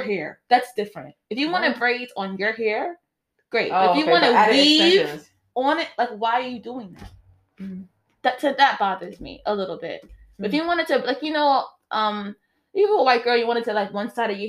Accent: New York City, New York, United States; I'm black from Brooklyn

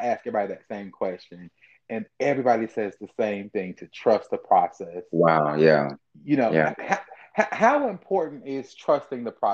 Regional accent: Ohio, United States; I'm from Ohio

